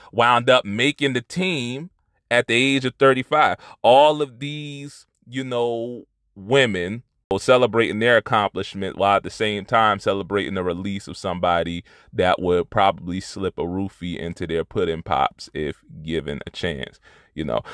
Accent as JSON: {"language": "English", "town": "Trenton", "region": "New Jersey", "country": "United States", "tie": "born or raised there", "said": "from my hometown, no less, uh, one of the only good things to come out of Trenton"}